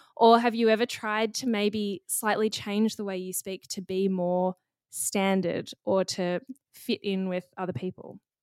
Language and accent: English; Australia; accent: standard Australian; first language English; we both have fairly standard Australian accents